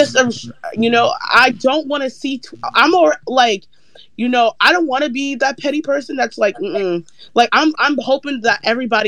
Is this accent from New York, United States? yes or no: yes; New York, United States; I'm from New York